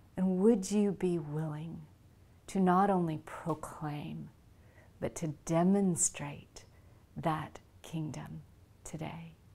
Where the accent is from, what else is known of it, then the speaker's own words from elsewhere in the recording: the South, United States; also born or lived in India; I grew up in the South, brought up in a Hindu home, but in the South